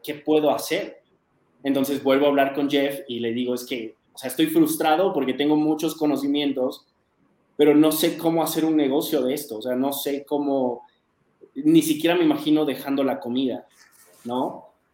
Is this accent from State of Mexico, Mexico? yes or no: no; Mexico City, Mexico; also born or lived in United States; yo soy de la Ciudad de México, acá en México